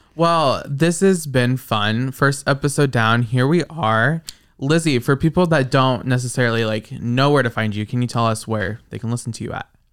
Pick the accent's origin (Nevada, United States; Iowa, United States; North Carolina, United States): Iowa, United States; I'm from Iowa